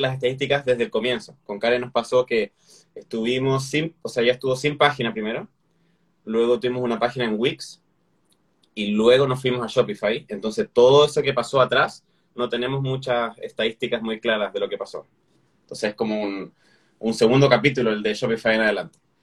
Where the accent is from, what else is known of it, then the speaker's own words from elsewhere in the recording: Chile; como chileno a veces no se me entiende